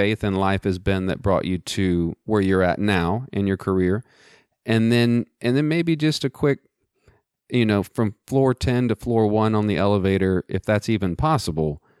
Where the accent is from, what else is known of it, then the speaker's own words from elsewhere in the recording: Greenwood, Texas, United States; moved away; I'm also from West Texas myself.